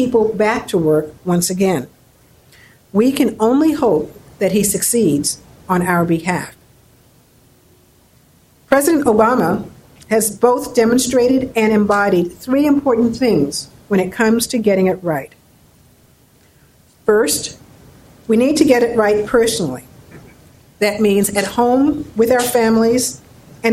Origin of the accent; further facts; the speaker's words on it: New York City, New York, United States; grew up in New York City with parents who were very encouraging